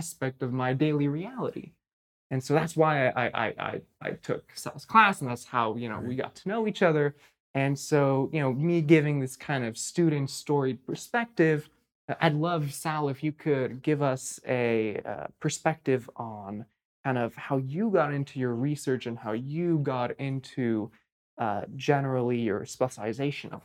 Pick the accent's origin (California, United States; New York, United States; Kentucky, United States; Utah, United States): California, United States; Bay Area; the Bay Area where I grew up